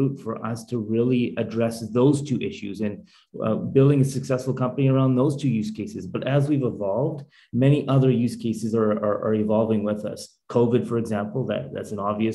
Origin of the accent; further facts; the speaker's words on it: Calgary, Alberta, Canada; we lived like five blocks away from each other growing up in Calgary, Alberta